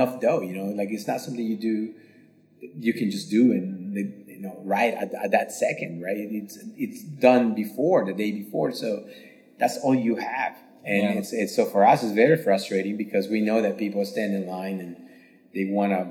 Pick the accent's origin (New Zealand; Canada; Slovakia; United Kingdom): Slovakia; moved away; also born or lived in San Francisco, United States / Dubai, United Arab Emirates; my grandmother used to make when I grew up in Slovakia